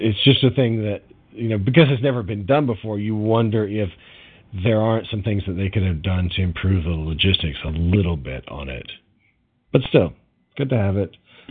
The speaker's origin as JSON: {"language": "English", "country": "United States", "said": "as an American"}